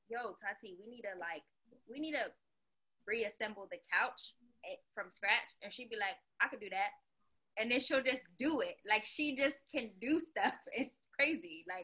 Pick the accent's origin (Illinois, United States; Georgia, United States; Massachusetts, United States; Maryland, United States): Maryland, United States; Columbia; also born or lived in Baltimore, Maryland; Like I was born in Columbia, Maryland, but my family's from Baltimore, so I lived there for a bit, moved around a whole bunch.